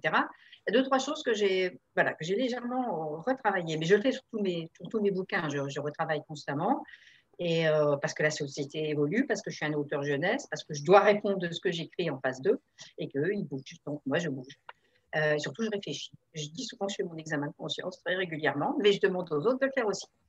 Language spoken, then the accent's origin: French; Le Havre, Normandy, France; moved away; On a grandi au Havre au départ.